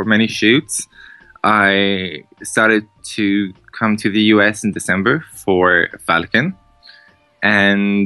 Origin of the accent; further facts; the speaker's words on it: southeast Ireland, Ireland; moved away; I'm from the southeast of Ireland. It's a very small town, city, whichever you want to call it